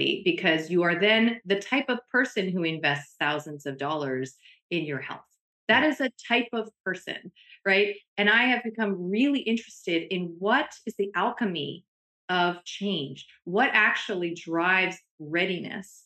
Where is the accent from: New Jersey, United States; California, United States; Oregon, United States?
New Jersey, United States; I grew up in diners in New Jersey